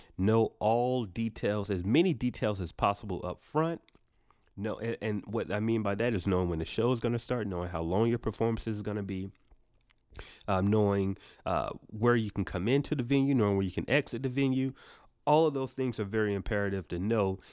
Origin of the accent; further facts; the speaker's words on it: Atlanta, Georgia, United States; we're, we're from Atlanta